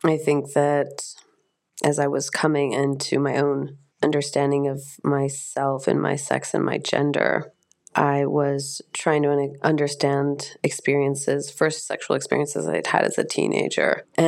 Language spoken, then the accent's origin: English; United States; Being raised as an American, there is a lot of ethnocentrism. And as a privileged white American, there is a sense that you can kind of do anything that you want to.